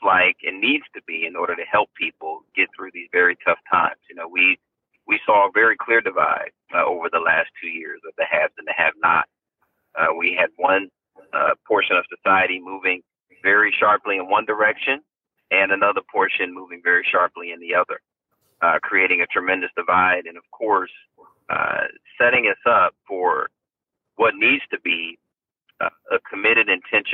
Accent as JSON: {"language": "English", "region": "East Coast", "country": "United States", "tie": "born or raised there", "moved": "as an adult", "lives_now": "California, United States", "said": "I spent my life, most of my life actually growing up on the East Coast. I came out to California mid-90s"}